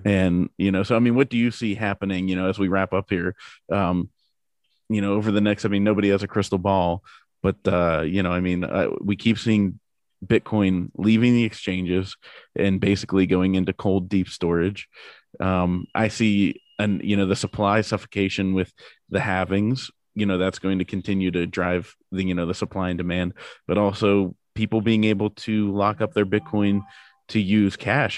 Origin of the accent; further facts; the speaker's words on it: Pittsburgh, Pennsylvania, United States; I'm from Pittsburgh, so we're, you know, Pirates, Penguins, Steelers fans